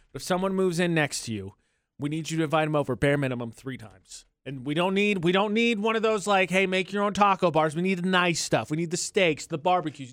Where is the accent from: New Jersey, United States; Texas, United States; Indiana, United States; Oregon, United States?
Indiana, United States; now in Utah, United States; my home state of Indiana